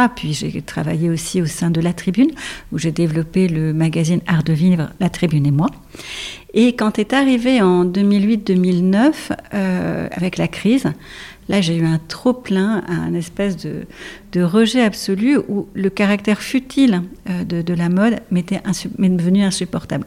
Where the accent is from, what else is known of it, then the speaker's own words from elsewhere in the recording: Paris, Île-de-France, France; je suis parisienne